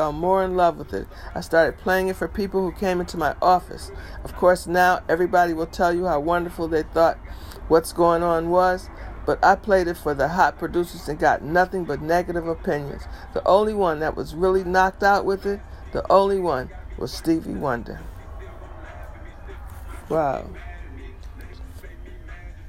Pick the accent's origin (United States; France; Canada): United States; Detroit, Michigan; his Detroit studio, known as Hitsville, USA, my hometown.